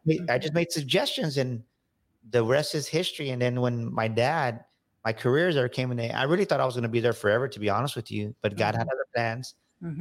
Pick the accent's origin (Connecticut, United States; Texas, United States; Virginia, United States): Texas, United States; San Antonio; grew up here in San Antonio, Texas on the South Side